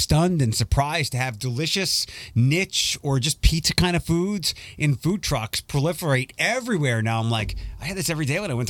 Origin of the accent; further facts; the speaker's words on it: Philadelphia, Pennsylvania, United States; moved away; when I was a kid growing up in Philadelphia, when I went to Temple University